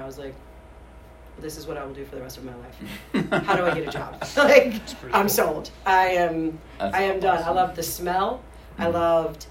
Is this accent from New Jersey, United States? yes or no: no; Ashland, Virginia, United States; I grew up in not a metropolis. It was actually the town of Ashland